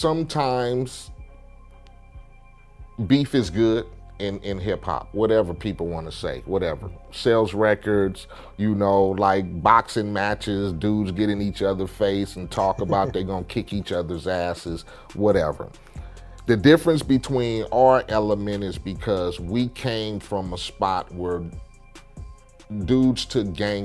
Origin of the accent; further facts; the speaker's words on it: Compton, California, United States; Like I keep telling people, I come from Compton, I gang bang, I did all that.